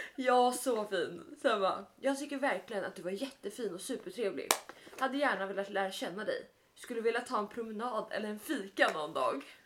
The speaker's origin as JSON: {"language": "Swedish", "country": "Italy", "moved": "yes"}